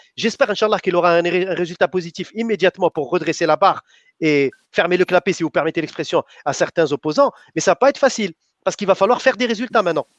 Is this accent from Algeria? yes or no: yes; Algeria; chez nous en Algérie